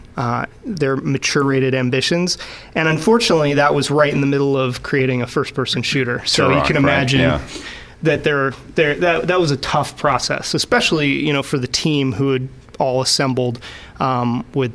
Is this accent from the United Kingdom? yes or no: no; Vancouver, British Columbia, Canada; moved away as an adult; now in United States; this is my hometown